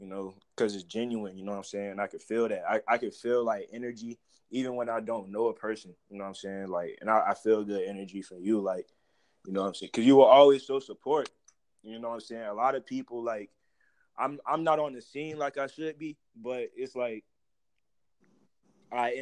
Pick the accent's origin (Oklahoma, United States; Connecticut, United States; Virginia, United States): Virginia, United States; Portsmouth; now in Suffolk, United States; I'm from Portsmouth, bro. I came up in Portsmouth, real shit. Like, I live in Suffolk right now, but I came up in Portsmouth